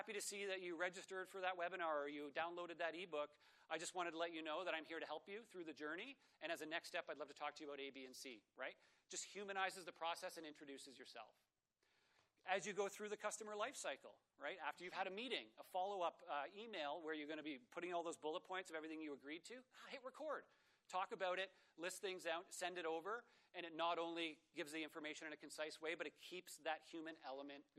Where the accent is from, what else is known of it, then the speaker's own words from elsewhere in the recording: Toronto, Ontario, Canada; I'm from Toronto